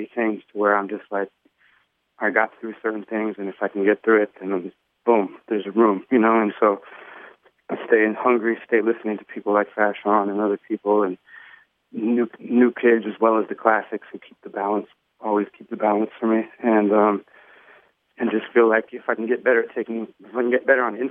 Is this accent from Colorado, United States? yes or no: no; Los Angeles, California, United States; growing up in Hollywood, seeing a lot of people famous, being around famous kids